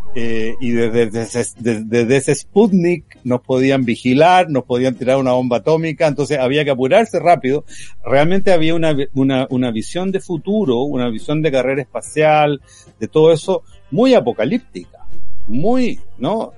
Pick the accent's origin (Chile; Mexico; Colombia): Chile; nuestro sello chileno